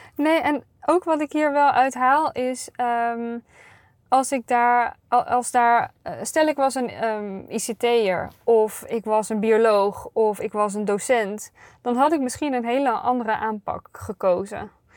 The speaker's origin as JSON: {"language": "Dutch", "region": "North Brabant", "country": "Netherlands", "said": "ik ben een Brabantse"}